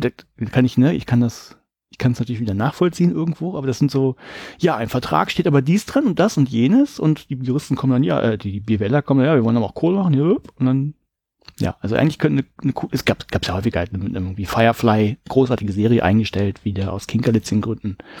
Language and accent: German; Germany; ich bin ja ein Deutscher